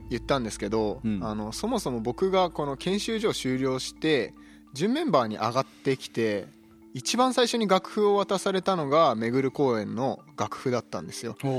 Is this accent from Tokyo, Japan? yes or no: no; Kawagoe, Saitama, Japan; moved away as an adult; now in Sado, Japan; 埼玉県の川越市出身です24歳